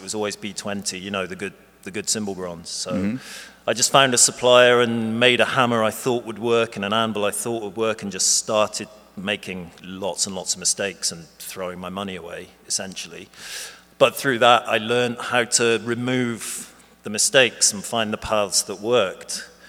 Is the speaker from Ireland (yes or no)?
no; Bristol, South West England, United Kingdom